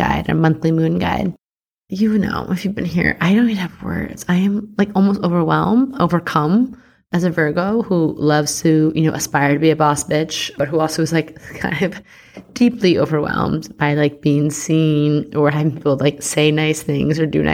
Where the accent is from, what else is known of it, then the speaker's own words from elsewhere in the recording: Long Island, New York, United States; I'm from Long Island.